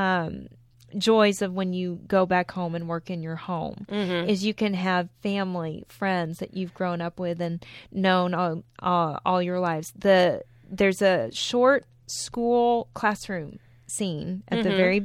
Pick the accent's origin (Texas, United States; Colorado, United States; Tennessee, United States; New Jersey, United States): Texas, United States; Midland; moved away; we shot in my hometown, Back on Call was shot in Midland